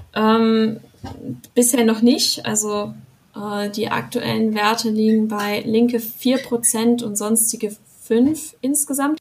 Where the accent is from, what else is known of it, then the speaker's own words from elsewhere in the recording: Rastatt, Baden-Württemberg, Germany; dort wo ich herkomme, Rastatt